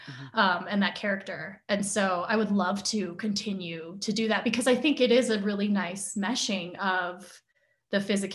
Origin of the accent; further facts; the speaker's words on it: United States; I'm Asian American. I've grown up in an Asian American household